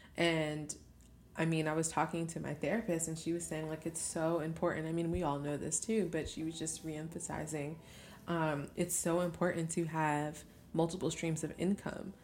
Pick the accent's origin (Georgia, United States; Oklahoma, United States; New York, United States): New York, United States; Albany; moved away as an adult; now in Brooklyn, United States; a home is in Albany, New York